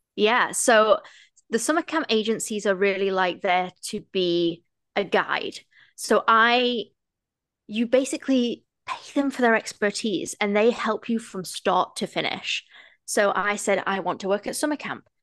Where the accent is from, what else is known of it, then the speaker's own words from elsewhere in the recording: England, United Kingdom; moved away as an adult; also born or lived in United States; now in Toronto, Canada; I am a British female that has moved to Toronto, Canada